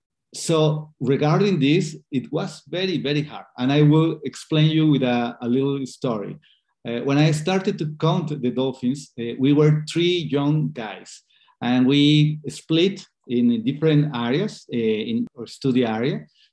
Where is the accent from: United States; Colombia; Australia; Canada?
Colombia; English is a second language; also born or lived in Scotland; I am from Colombia.